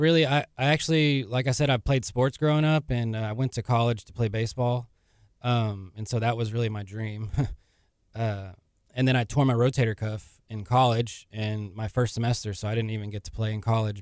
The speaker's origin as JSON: {"language": "English", "town": "League City", "region": "Texas", "country": "United States", "said": "I'm from Leak City, Texas"}